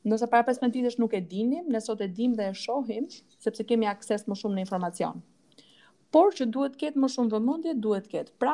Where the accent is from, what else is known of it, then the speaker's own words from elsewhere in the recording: Korçë, Korçë County, Albania; moved away; also born or lived in northern Albania; Un vet jam nga Korça si si origjin.